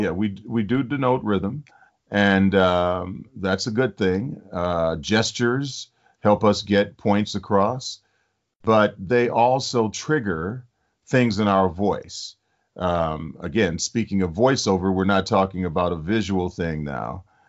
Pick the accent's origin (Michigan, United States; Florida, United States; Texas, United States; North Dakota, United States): Michigan, United States; Detroit; I grew up in Detroit.